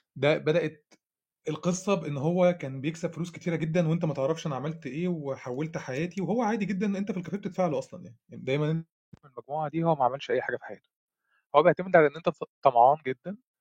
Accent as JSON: {"language": "Arabic", "country": "Egypt", "said": "عندنا في مصر"}